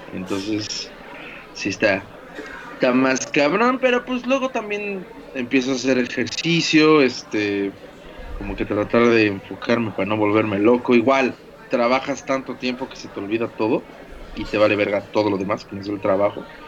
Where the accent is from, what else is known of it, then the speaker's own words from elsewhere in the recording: Mexico; como somos los mexicanos